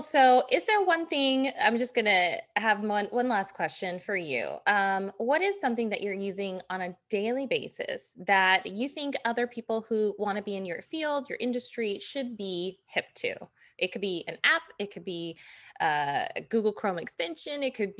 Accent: Las Vegas, Nevada, United States; I grew up in Vegas

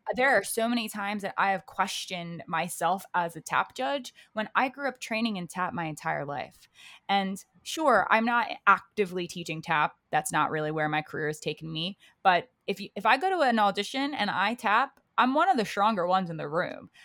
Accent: Baltimore, Maryland, United States; moved away as an adult; now in New York City, United States; I'm originally from Baltimore, Maryland is where I grew up

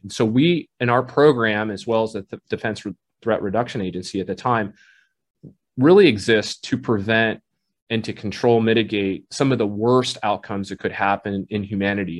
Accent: Southern California, United States; also born or lived in Saigon, Vietnam; I grew up in Southern California for my formative years, went to school there all the way through undergrad

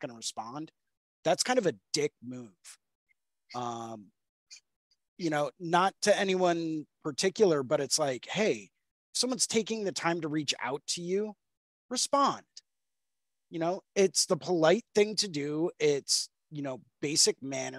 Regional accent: United States; being an American tattoo artist

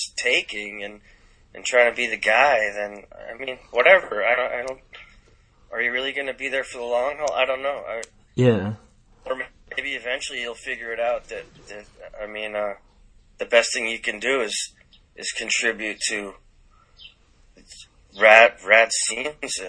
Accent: Boston, Massachusetts, United States; also born or lived in California; growing up in Boston in the 80s

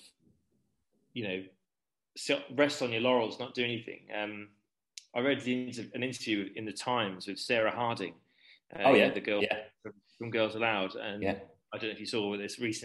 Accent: Hickling, East of England, United Kingdom; grew up in Norfolk, but I was about, where my parents live, is about 20 miles away from Norwich, and it's literally in the middle of nowhere, like in a field.

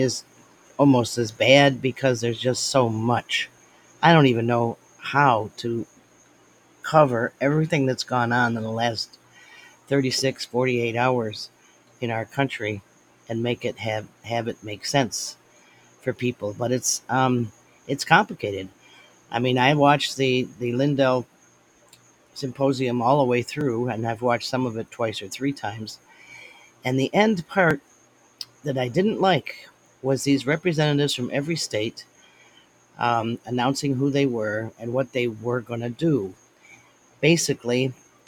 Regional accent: United States; I'm an American, and this is my country

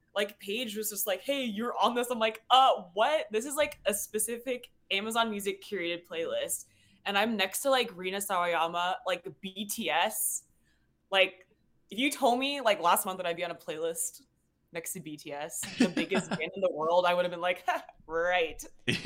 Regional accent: Seattle, Washington, United States; moved away as an adult; now in Los Angeles, United States; I'm originally from Seattle, Washington

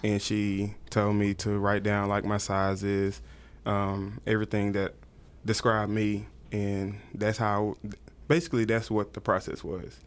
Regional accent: Tyler, Texas, United States; now in Dallas, United States; I'm originally from East Texas, Tyler, Texas

